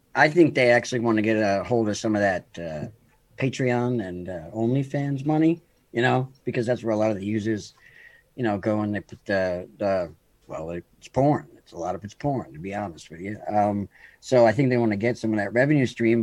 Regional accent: New York, United States; I'm from the United States, New York

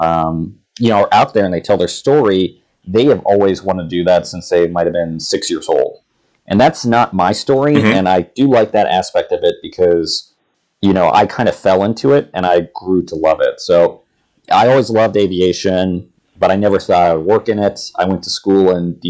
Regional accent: Ohio, United States; moved away as an adult; where I grew up in Ohio

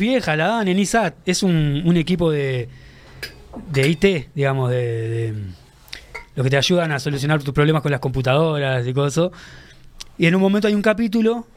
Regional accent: Uruguay; sos de Uruguay

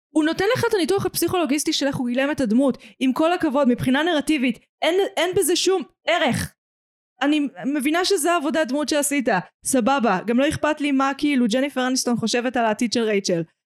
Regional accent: Israel; בתור ישראלית

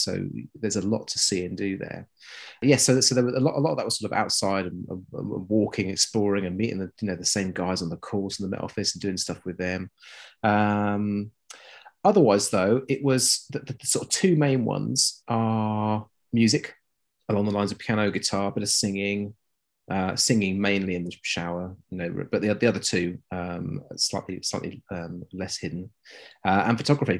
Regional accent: South East England, United Kingdom; I am from Hampshire. {S1} Ooh. {S2} As in, that's where I was born and grew up.

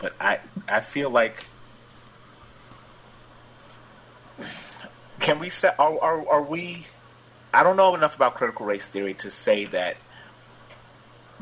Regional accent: New York City, New York, United States; I remember riding down Eastern Parkway when I was a little kid growing up in Brooklyn

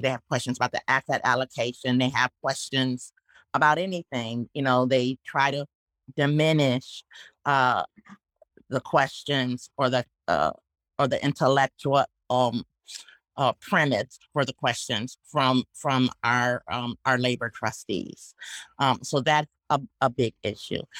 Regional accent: Northwest Indiana, United States; growing up in Northwest Indiana

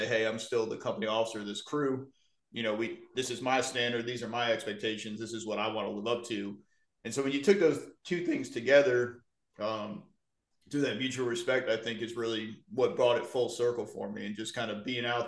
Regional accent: Wynantskill, New York, United States; moved away as an adult; now in Columbia County, Georgia, United States; my hometown of Wynandskill, New York, which is a little town outside of Albany

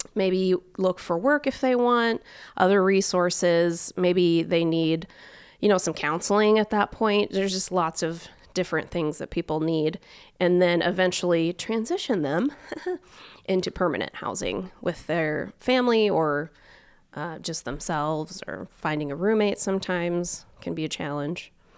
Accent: Omak, Washington, United States; now in Spokane, United States; I'm from Eastern Washington, but I'm not originally from Spokane

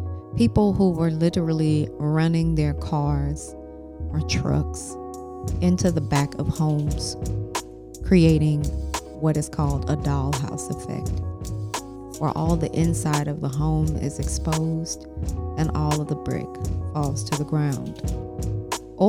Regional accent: St. Louis, Missouri, United States; moved away; returning back home to my hometown of St. Louis, Missouri

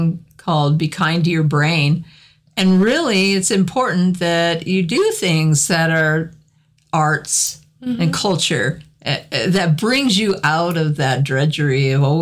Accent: Cheyenne, Wyoming, United States; I grew up in Cheyenne, so we had Frontier Days every year

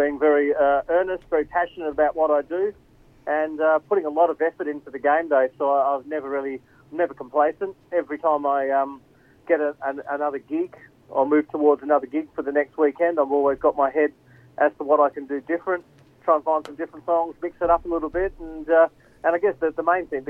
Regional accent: London, United Kingdom; now in Perth, Australia; growing up in England

